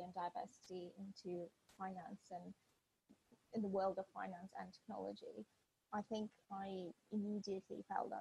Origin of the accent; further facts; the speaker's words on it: southern Ukraine, Ukraine; first language Russian; English is a second language; moved away as an adult; now in United Kingdom; I was born during Soviet Union times and I grew up in a very small town in the south of Ukraine